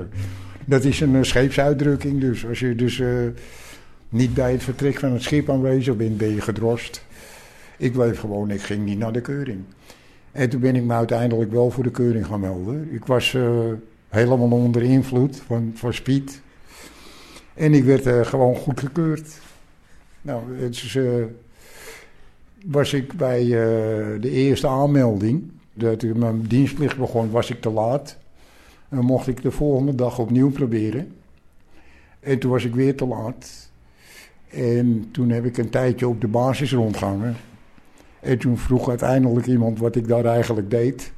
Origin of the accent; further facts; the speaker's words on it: Netherlands; als Nederlander